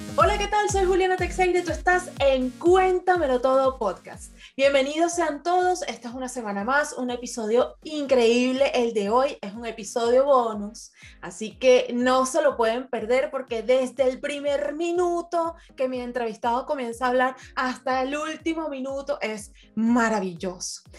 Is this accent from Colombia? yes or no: no; Venezuela; now in Portugal; todos los venezolanos aquí en Portugal estamos conectadísimos